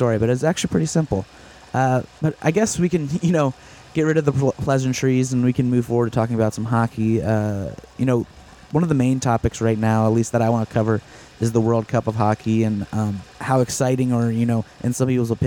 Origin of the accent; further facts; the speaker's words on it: United States; being an American